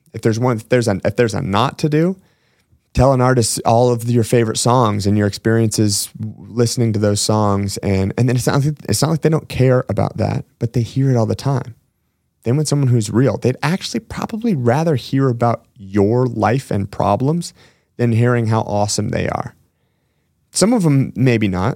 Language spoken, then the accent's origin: English; Washington, United States; one of my hometown gyms in Washington State